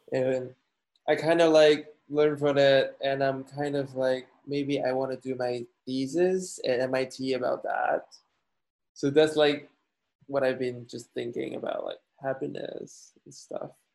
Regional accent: Guangzhou, Guangdong, China; moved away as an adult; also born or lived in Turin, Italy / Denmark / Shanghai, China; now in United States; two years in China, in Guangzhou, my hometown

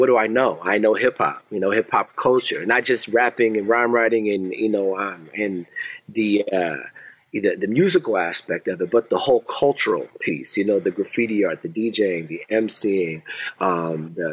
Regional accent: Seattle, Washington, United States; moved away as an adult; also born or lived in Portland, Oregon; now in Lansing, United States; I'm from Seattle, Washington. I relocated to Lansing, a transplant by marriage

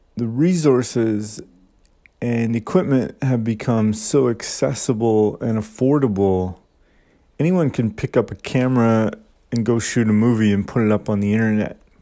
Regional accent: Saskatchewan, Canada; moved away as an adult; also born or lived in Vancouver; now in Nagoya, Japan; I grew up in Saskatchewan, and after high school, I moved out to Vancouver

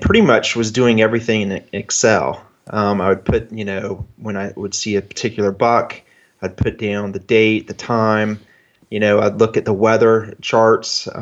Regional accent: Jacksonville, Florida, United States; also born or lived in Rochester, New York; I'm from Jacksonville, Florida. And so I'm in an area that doesn't have great deer compared to most of your guests. But I've lived here

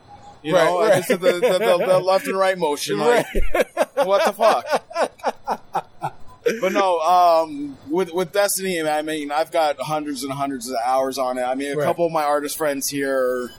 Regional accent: Chicago, Illinois, United States; born or raised there

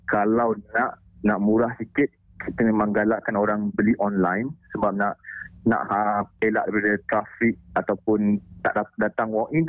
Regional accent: Kuala Lumpur, Malaysia; now in Langkawi, Malaysia; walaupun saya dari KL, mm nak kena pindah ke Langkawi tu

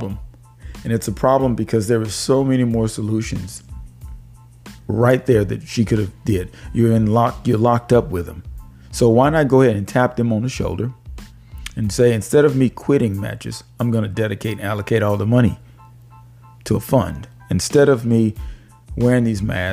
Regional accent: Houston, Texas, United States; I'm from Houston

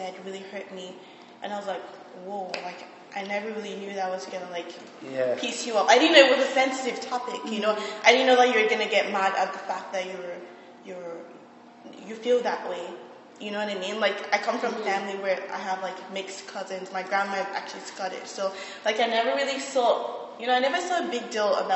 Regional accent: Nigeria; moved away; I'm Nigerian

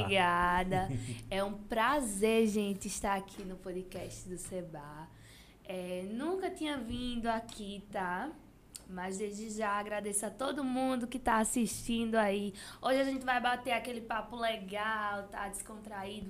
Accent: Água Branca, Alagoas, Brazil; Eu sou de Água Branca

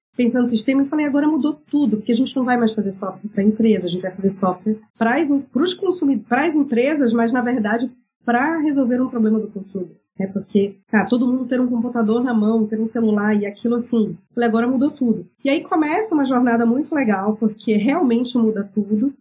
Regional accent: Belém, Pará, Brazil; eu sou paraense, eu venho da Amazônia. Sou de Belém do Pará.

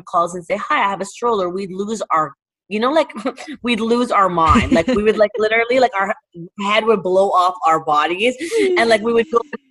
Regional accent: Toronto, Ontario, Canada; moved away as an adult; now in Dubai, United Arab Emirates; where I'm from Toronto, where we just talk to everybody

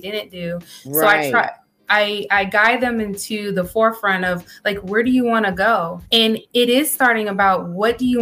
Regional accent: Maryland, United States; now in Texas, United States; I am from Maryland. However, we're currently residing in Texas.

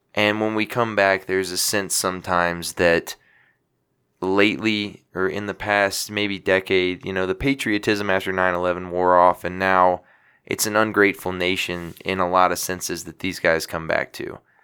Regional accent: Louisiana, United States; my hometown of Louisiana

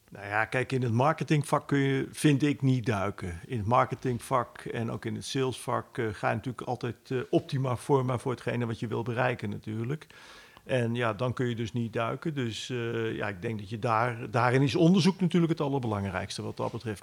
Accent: Netherlands; wij als Nederlanders

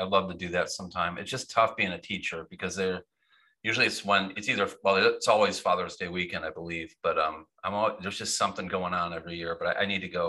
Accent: Michigan, United States; moved away; I was born in Michigan

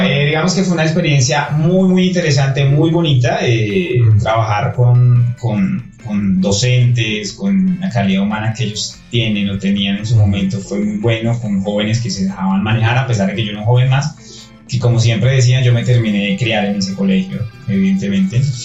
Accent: Coffee Axis, Eje Cafetero, Colombia; now in Bogotá, Colombia; yo no soy de Bogotá, yo soy de eje cafetero

